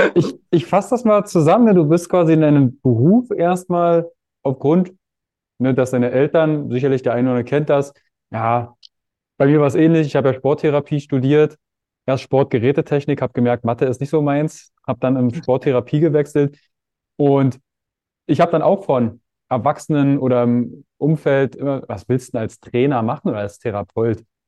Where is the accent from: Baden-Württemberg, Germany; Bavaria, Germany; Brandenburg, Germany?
Brandenburg, Germany; Fürstenwalde; Ich komme aus Fürstenwalde, Frankfurt Oder, das ist ein Katzensprung.